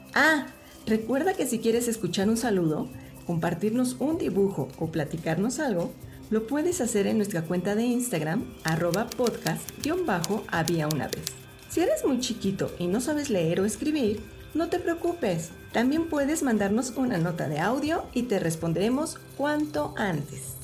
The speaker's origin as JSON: {"language": "Spanish", "country": "Mexico", "said": "mi país"}